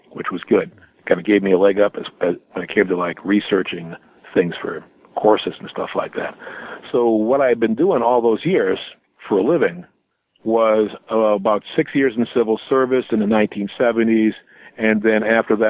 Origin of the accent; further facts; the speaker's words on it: Milwaukee, Wisconsin, United States; also born or lived in Marshall, Michigan; my parents moved to the Milwaukee area back when I was just a few years old. So my entire life experience has mostly been around southeastern Wisconsin